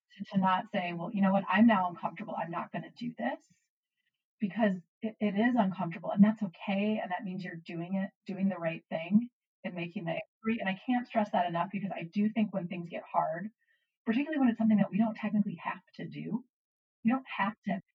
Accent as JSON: {"language": "English", "country": "United States", "said": "as an American"}